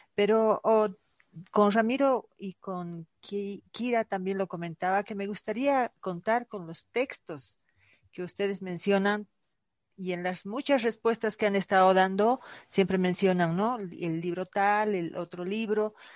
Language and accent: Spanish; Bolivia; en mi país, Bolivia